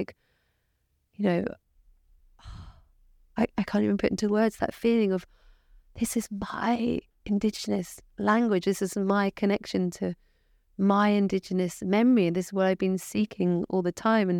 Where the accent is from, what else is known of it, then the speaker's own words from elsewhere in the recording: England, United Kingdom; I was born in England, so in that way, my roots are from England